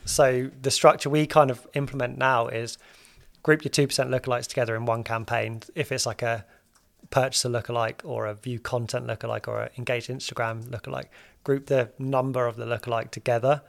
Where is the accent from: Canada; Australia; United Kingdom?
United Kingdom; we're British